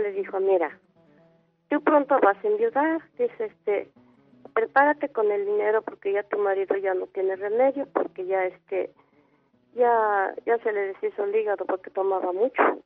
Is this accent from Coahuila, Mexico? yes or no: no; Zacatlán, Puebla, Mexico; now in Mexico City, Mexico; yo soy del estado de Puebla